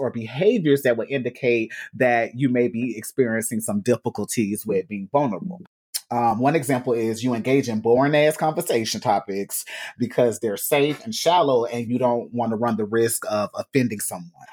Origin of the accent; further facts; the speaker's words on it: Gainesville, Florida, United States; moved away; I was born in Gainesville, Florida, hometown